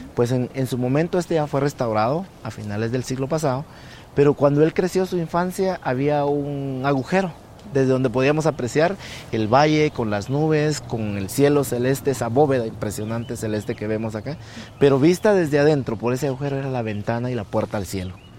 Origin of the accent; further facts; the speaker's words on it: San Pedro Las Huertas, Sacatepéquez, Guatemala; Yo soy originario de San Pedro Las Huertas